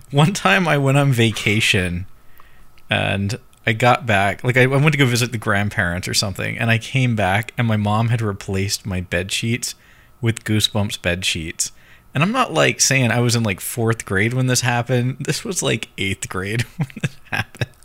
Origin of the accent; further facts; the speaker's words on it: United States; being American